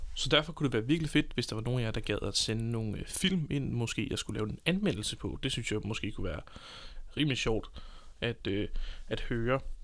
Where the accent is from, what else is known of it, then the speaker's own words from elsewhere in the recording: Copenhagen, Capital Region of Denmark, Denmark; moved away as an adult; now in Southern Jutland, Denmark; jeg kommer fra København, øh, bor lige pt. i Sønderjylland sammen med min kæreste